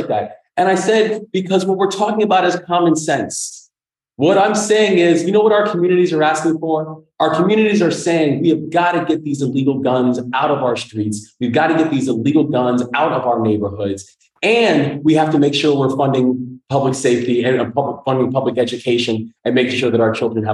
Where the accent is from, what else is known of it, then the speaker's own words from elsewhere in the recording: New York City, New York, United States; also born or lived in Baltimore, Maryland; now in Maryland, United States; born in Maryland, but my father died in front of me when I was 3 years old, and how my mother then moved us up to the Bronx to go live with my grandparents.